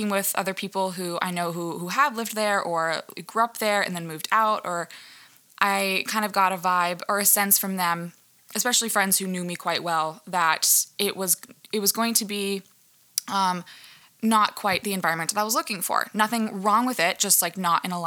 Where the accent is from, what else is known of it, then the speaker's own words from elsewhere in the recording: Boston, Massachusetts, United States; moved away as an adult; also born or lived in Virginia / New York; I was born in Boston, or the suburbs of Boston